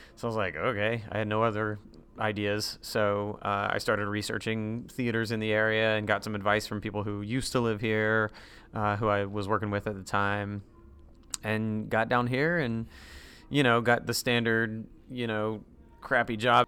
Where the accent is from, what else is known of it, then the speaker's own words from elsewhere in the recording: Durham, North Carolina, United States; moved away as an adult; also born or lived in Greensboro, North Carolina; now in Central Florida, United States; I was in Durham throughout my high school days